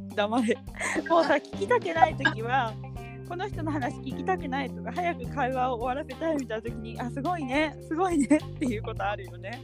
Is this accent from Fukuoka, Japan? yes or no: yes; Fukuoka, Japan; moved away as an adult; also born or lived in China; 私は福岡県出身